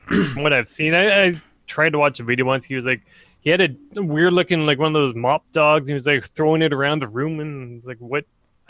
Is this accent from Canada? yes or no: yes; Canada; so it's like a Mountie hat. Oh, I'm Canadian.